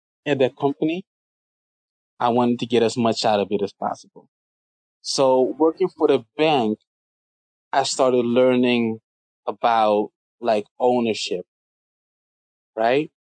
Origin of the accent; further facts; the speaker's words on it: Suriname; now in Amsterdam, Netherlands; in Suriname, where I'm originally from